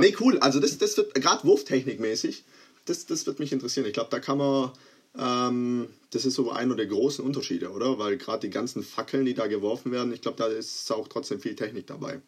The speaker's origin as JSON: {"language": "German", "country": "Croatia", "said": "ich bin Kroate, es ist wahrscheinlich inzwischen auch äh, mal deutlich geworden"}